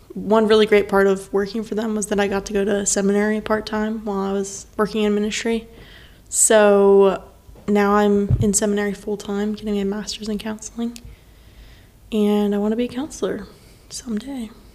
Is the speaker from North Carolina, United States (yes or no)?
yes; Stanley, North Carolina, United States; moved away as an adult; also born or lived in St. Louis; I am from North Carolina, grew up in Stanley, North Carolina.